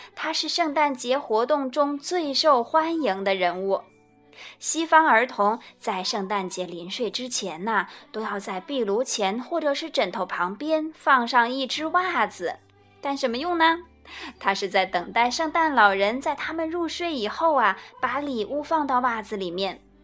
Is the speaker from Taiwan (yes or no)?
no; China; 就像我们中国人过春节吃年夜饭那样